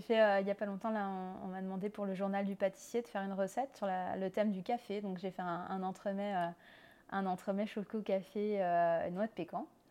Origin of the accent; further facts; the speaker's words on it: France; accent: French; moved away as an adult; also born or lived in Nancy, France; now in Montreal, Canada; Je suis française comme mon accent l'indique. je vis à Montréal